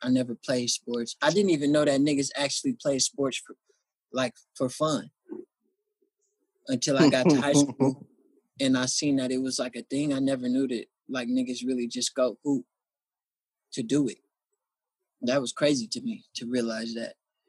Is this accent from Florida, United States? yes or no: no; Oakland, California, United States; Oh man, it's like I got real Oakland history.